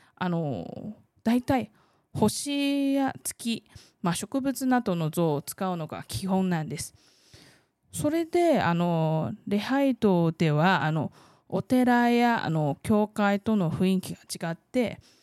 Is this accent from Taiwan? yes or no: yes; Taiwan; Japanese is a second language; 台湾生まれ台湾育ち